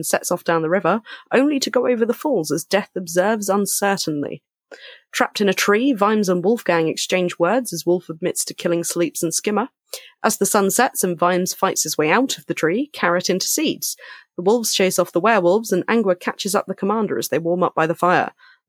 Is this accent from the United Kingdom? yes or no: yes; England, United Kingdom; accent: northern; Well, you can tell that my northern accent does not come out willingly, but only when I've had a certain amount to drink.